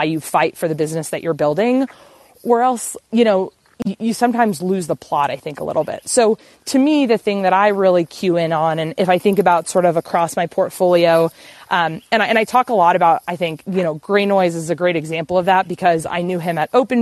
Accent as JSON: {"language": "English", "region": "Texas", "country": "United States", "tie": "born or raised there", "also_born_or_lived": "Bozeman, Montana", "moved": "yes", "said": "growing up in Texas, I was like the only, I was in the super, super small town"}